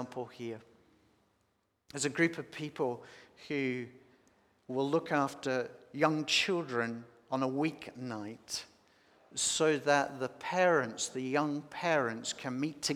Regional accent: Australia; also born or lived in Sydney; living in Sydney, being Australian

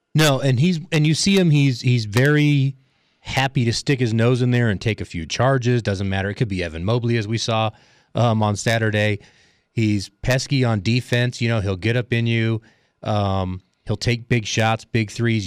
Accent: Southern Arizona, United States; I grew up in Southern Arizona

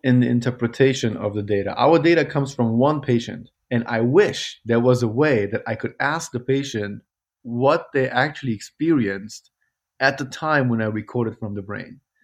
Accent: Germany; moved away as an adult; also born or lived in Kabul, Afghanistan / Zurich, Switzerland / Vancouver, Canada / Toronto, Canada; now in Louisville, United States; I grew up in Germany

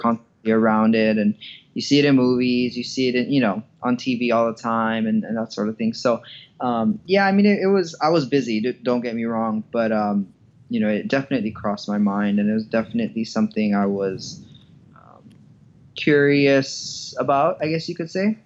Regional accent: Hawaii, United States; moved away; I grew up in Hawaii, and uh, my childhood was pretty, pretty normal

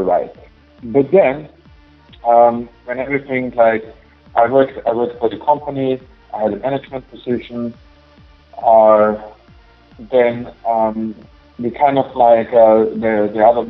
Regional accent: Austria; moved away as an adult; now in United States; I'm originally from Austria, but it's in Europe.

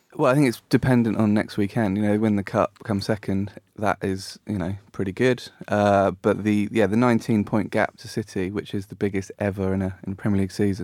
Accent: Brackley, East Midlands, United Kingdom; I was born in Brackley

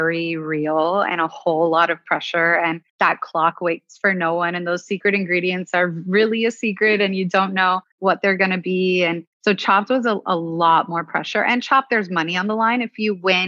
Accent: Miami, Florida, United States; moved away as an adult; also born or lived in Boston; as a first-generation Cuban-American growing up in Miami

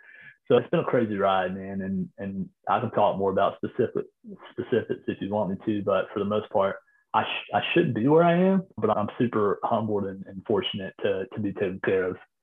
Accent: North Carolina, United States; I grew up in Wilmington, North Carolina, about an hour west of Charlotte, North Carolina. And I grew up close to a drugstore.

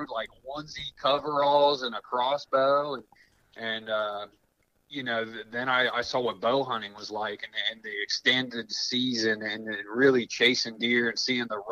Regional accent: Columbus, Ohio, United States; I grew up in Columbus, Ohio, city kid.

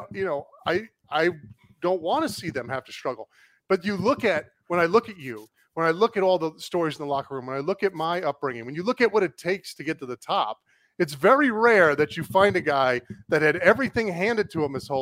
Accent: Cape Cod, Massachusetts, United States; I grew up in Cape Cod, Massachusetts

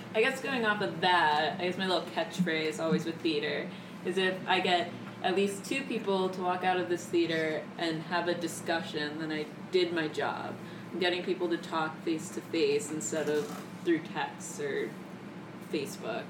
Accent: Pennsylvania, United States; moved away; I'm not from Chicago, from mm. Pennsylvania, with mm. all the farming

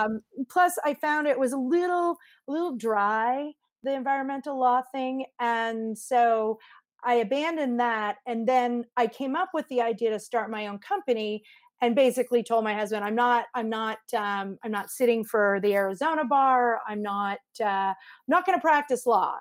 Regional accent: Montreal, Quebec, Canada; also born or lived in Vancouver, Canada / Bowen Island, Canada / Mexico City, Mexico; now in United States; I lived on Bowen Island, but I grew up in Montreal

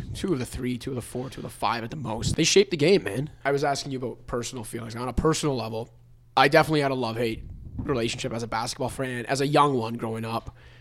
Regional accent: Canada; a young Italian, Canadian basketball fan growing up

